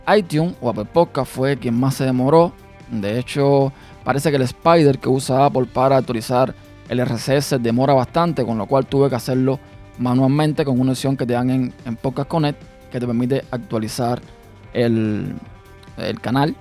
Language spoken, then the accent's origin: Spanish; Cuba; now in United States; salimos de nuestro país, de Cuba, y llegamos a los Estados Unidos